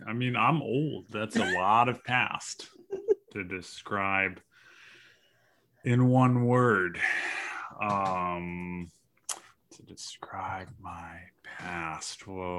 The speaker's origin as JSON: {"language": "English", "town": "Corona", "region": "California", "country": "United States", "tie": "born or raised there", "said": "No, I grew up in Corona, California, which is down in Riverside County, not too far from Los Angeles."}